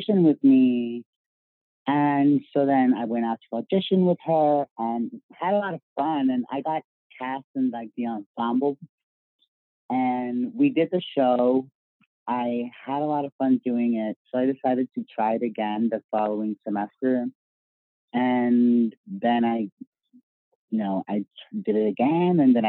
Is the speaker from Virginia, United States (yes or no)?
yes; Virginia, United States; I grew up in Virginia.